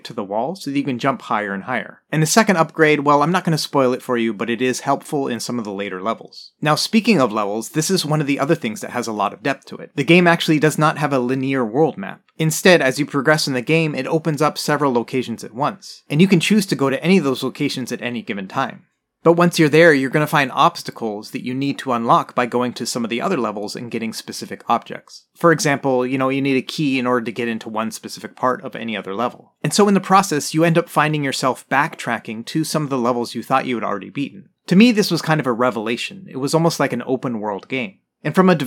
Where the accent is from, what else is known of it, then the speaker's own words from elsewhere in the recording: United States; I grew up in the United States